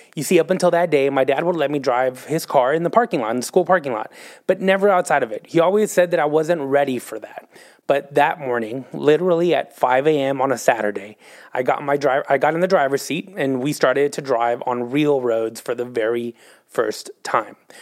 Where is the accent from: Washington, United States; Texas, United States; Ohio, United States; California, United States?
Texas, United States; moved away as an adult; now in Oklahoma City, United States; I'm from Texas